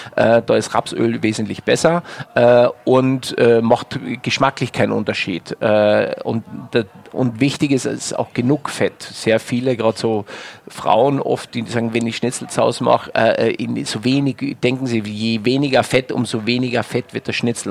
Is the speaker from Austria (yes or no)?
yes; Wörthersee, Carinthia, Austria; moved away as an adult; now in Germany; Mir als Kärntner, ähm, ich komme vom Wörthersee